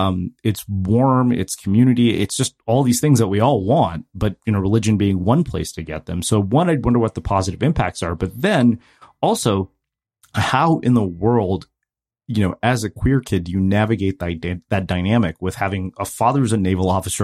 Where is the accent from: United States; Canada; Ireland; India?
India; Because I'd always jokingly said my issue with religion, particularly because I'm Indian, is that it's time consuming.